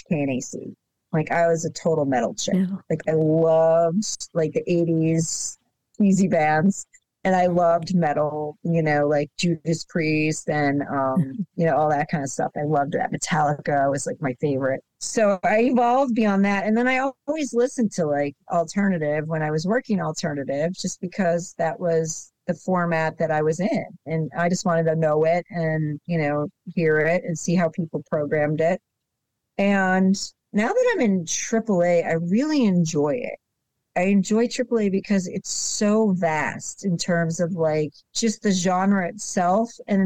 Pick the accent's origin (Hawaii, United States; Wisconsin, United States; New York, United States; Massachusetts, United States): New York, United States; Buffalo; moved away; I grew up in Buffalo